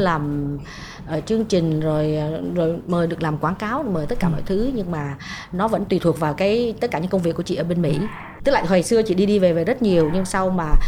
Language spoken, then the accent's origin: Vietnamese; Vietnam; moved away as an adult; now in United States